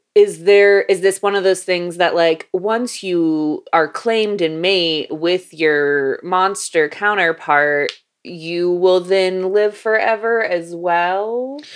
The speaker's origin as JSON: {"language": "English", "region": "Florida", "country": "United States", "tie": "born or raised there", "said": "growing up in Florida"}